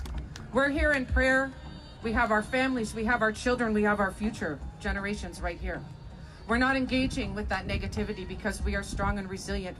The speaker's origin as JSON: {"language": "English", "town": "Alderville First Nation", "region": "Ontario", "country": "Canada", "said": "I'm from Alderville First Nation. I sit with the Bear Clan."}